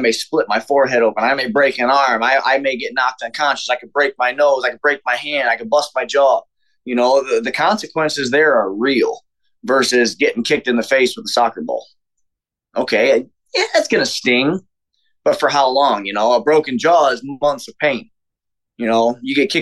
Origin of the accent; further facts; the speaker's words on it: Chesterton, Indiana, United States; also born or lived in Houston, Texas; my hometown, Chesterton